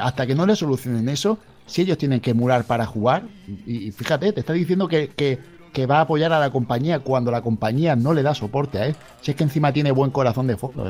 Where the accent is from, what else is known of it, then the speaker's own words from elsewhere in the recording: Melilla, Spain; yo soy de Melilla